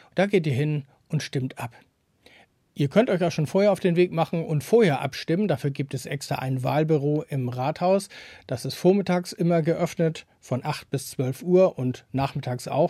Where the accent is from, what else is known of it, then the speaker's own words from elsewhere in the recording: Neumünster, Schleswig-Holstein, Germany; das Leben bei uns in Neumünster